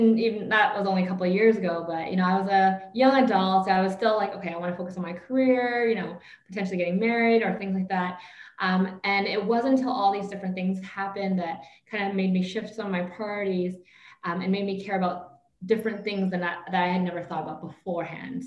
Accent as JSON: {"language": "English", "country": "Canada", "tie": "born or raised there", "moved": "as an adult", "lives_now": "Vietnam", "said": "I was born and raised in Canada, kind of lived my entire life there, even had my career there."}